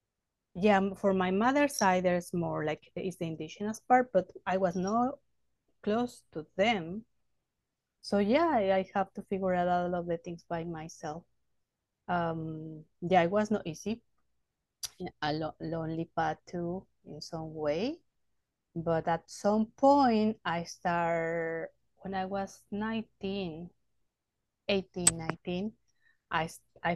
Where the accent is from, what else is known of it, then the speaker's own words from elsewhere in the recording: Mexico City, Mexico; I grew up in Mexico City. I was born in Mexico City, urban space.